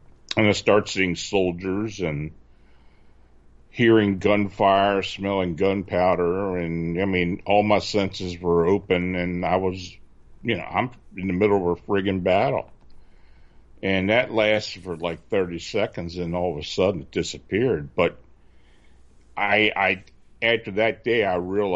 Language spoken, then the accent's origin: English; near Gettysburg, Pennsylvania, United States; moved away as an adult; also born or lived in Baltimore, Maryland; I was living near Gettysburg, which I do now again, and I used to spend a lot of time on the battlefield as a kid. So I used to get on my bike and ride from my hometown